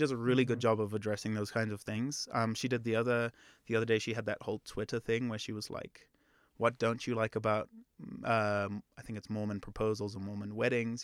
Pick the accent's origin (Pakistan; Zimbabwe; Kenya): Zimbabwe; moved away; I'm actually from Zimbabwe